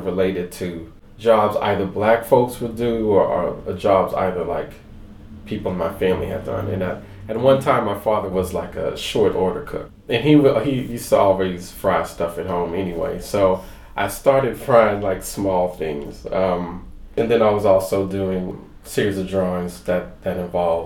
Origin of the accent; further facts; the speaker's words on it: Missouri City, Texas, United States; growing up in Missouri City